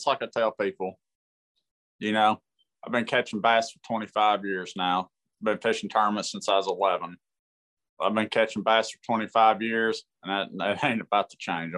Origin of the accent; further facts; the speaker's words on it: Kentucky, United States; also born or lived in San Diego, California; I was born in San Diego. I lived there till I was 9 or 10. And my family's military. My granddad is in the military, and we moved back to Kentucky